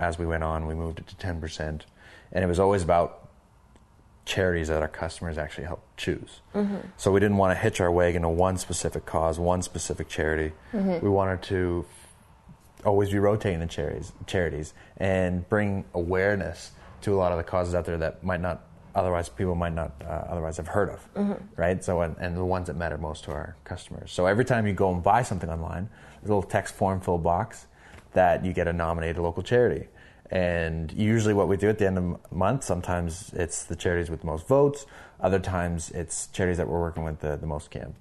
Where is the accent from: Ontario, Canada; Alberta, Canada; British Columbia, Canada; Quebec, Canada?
Alberta, Canada; Calgary; also born or lived in Sweden; I'd say, well, I'm from Canada. I'd say, that's fantastic. Mm-hmm. Where in Canada? And I'd say, Calgary.